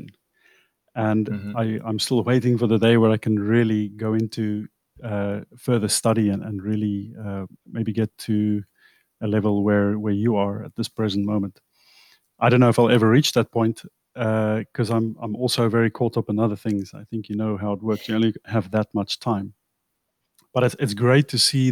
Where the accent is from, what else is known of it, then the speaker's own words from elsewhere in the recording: South Africa; also born or lived in England; now in Netherlands; I'm South African. I grew up in South Africa